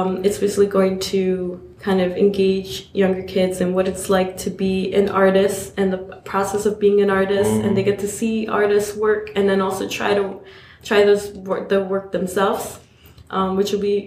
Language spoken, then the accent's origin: English; New York City, New York, United States; I grew up in Queens